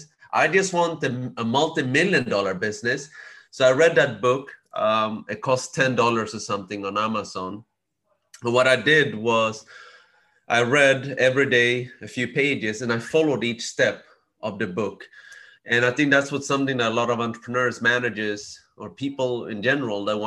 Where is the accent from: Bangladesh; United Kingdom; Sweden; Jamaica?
Sweden; I was born and raised in Sweden